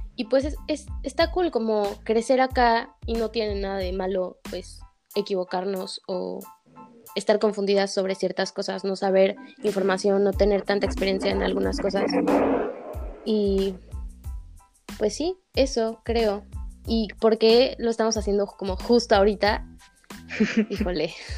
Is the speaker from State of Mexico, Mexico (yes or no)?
yes; State of Mexico, Mexico; soy de Ciudad de México, bueno, en realidad de Estado de México